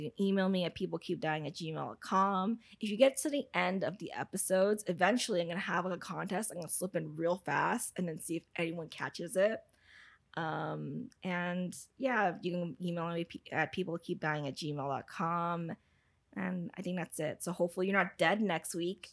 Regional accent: United States; I know I'm American

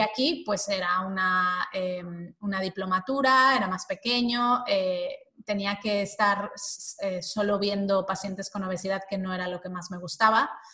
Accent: Mexico; moved away as an adult; now in Spain; Soy mexicana, y llevo ya 20 eh, años o algo así viviendo en España.

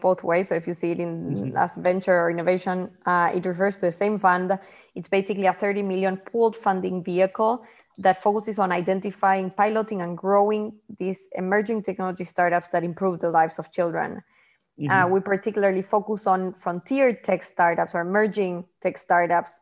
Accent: Argentina; moved away as an adult; also born or lived in Bangladesh; now in New York City, United States; I'm originally from Argentina, but I'm based in New York City for quite some time now.

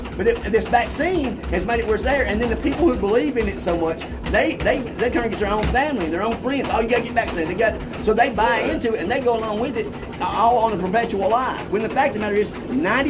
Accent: the South, United States; now in Hawaii, United States; where I come from, I'm from the South.

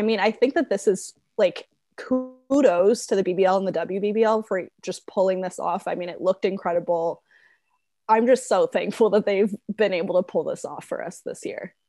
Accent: United States; our stupid little American brains

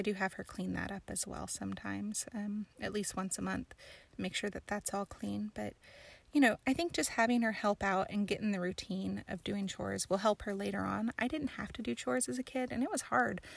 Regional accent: High Springs, Florida, United States; also born or lived in New Mexico; I was born in New Mexico, but I grew up in Florida. So north central Florida, in the middle of the state, swampland, not really, like near Gainesville, where the Gators are from, and a place called High Springs

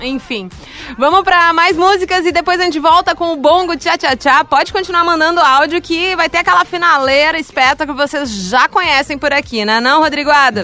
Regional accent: Ivoti, Rio Grande do Sul, Brazil; sou de Voti.

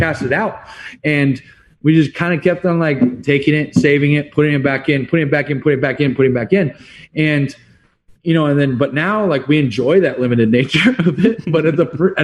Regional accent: California, United States; moved away as an adult; now in Arizona, United States; I'm from California originally

